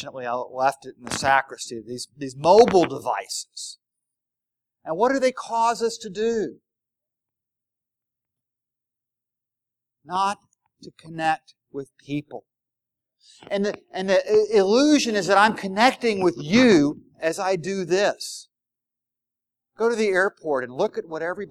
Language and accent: English; the South, United States; I'm from the South.